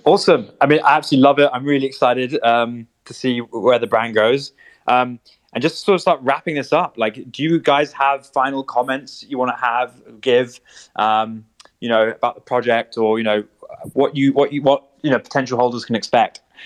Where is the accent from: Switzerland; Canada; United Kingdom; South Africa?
United Kingdom; London; we're all from London